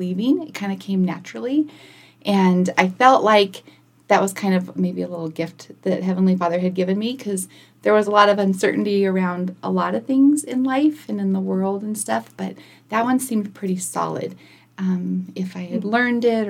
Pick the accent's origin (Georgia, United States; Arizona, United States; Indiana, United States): Arizona, United States; Kingman; also born or lived in El Centro, California; now in Prescott, United States; I grew up in Kingman. Well, I was born in Southern California in El Centro